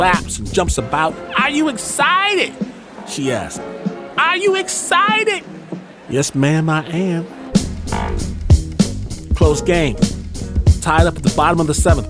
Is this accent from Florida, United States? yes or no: no; Michigan, United States; I'm from Michigan